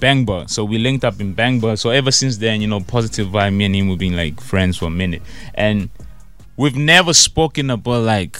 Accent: South Africa; also born or lived in France; born overseas in France, relocated back to South Africa, and then pursued a career in music.

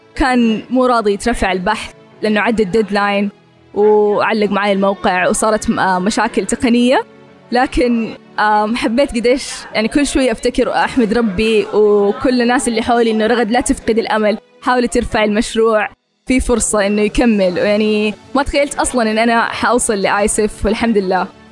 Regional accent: Jeddah, Makkah Province, Saudi Arabia; من جده

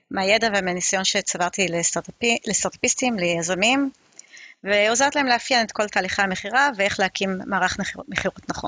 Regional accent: Israel; also born or lived in Beersheba / Safed / Ramat HaSharon / Ra'anana; now in Kfar Saba, Israel; גדלתי בבאר שבע, כפר סבא, צפת, אה, רמת השרון, רעננה, נדדתי קצת בארץ הרבה. אה, כרגע אני גרה בכפר סבא

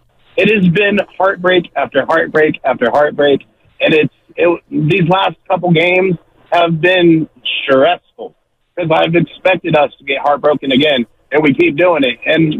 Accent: Kansas City, Missouri, United States; now in Antioch, United States; I grew up in Kansas City, so all my family's Chiefs fans

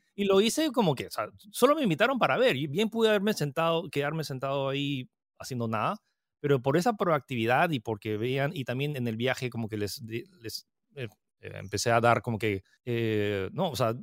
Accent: Peru; also born or lived in United States / France; soy chino-francés que nació en Estados Unidos, que vive en Perú. Eh, nací en el 88, lo cual significa que acabo de cumplir 33 años y estoy, eh, viví, eh, o sea, viví un año en Estados Unidos, pero luego me, mudé a Francia y llegué a Perú cuando tenía siete.

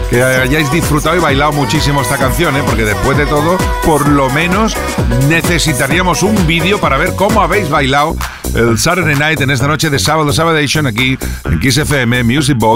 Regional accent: Puerto Real, Andalusia, Spain; soy de Puerto Real, Cádiz.

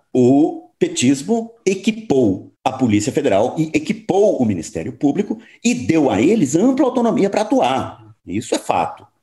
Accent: Uberaba, Minas Gerais, Brazil; moved away; é de lá que eu venho, eu nasci em Uberaba e retorno com muita frequência a esse mundo

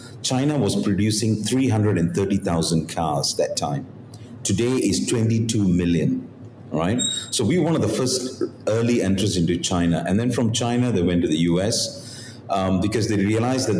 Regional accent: Malaysia; moved away as an adult; also born or lived in Korea; I'm a Malaysian

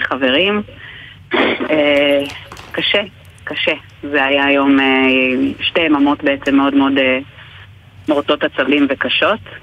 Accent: Sha'ar HaNegev, Southern District, Israel; אני גדלתי בשער הנגב, אני מכירה טוב את הקהילה

